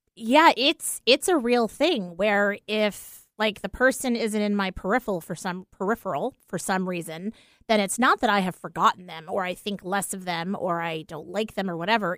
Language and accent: English; East Coast, United States; we're from the East Coast